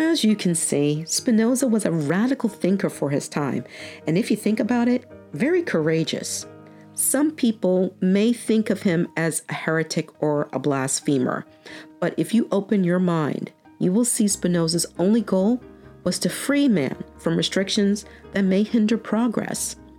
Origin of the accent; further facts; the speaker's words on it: New York, United States; moved away; I was born and raised in New York, so even though I haven't lived there in over 25 years